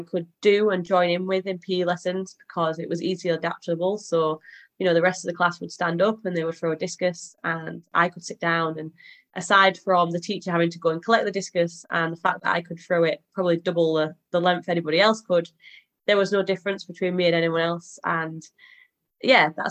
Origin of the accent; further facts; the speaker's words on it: Halifax, Yorkshire and the Humber, United Kingdom; I'm from Halifax in Yorkshire.